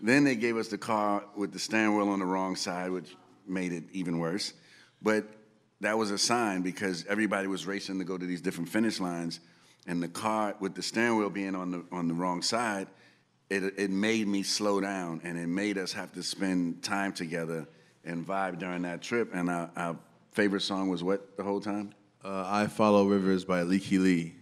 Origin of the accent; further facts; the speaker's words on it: New York City, New York, United States; growing up in the Bronx